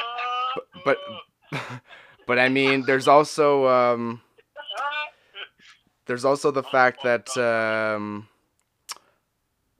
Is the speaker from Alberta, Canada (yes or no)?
no; Ottawa, Ontario, Canada; my hometown in West Ottawa